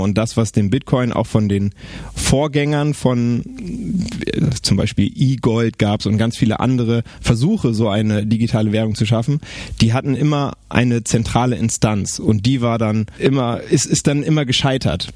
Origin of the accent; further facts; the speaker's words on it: Bremen, Germany; ich bin Bremer